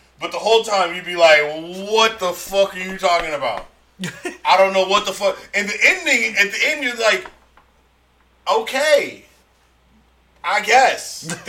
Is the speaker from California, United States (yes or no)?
yes; San Francisco, California, United States; I'm from San Francisco, born and raised.